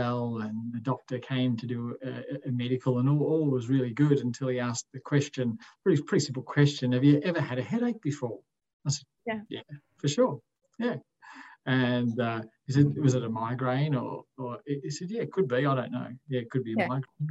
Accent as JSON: {"language": "English", "town": "Wollongong", "region": "New South Wales", "country": "Australia", "tie": "born or raised there", "said": "originally born and bred in Wollongong"}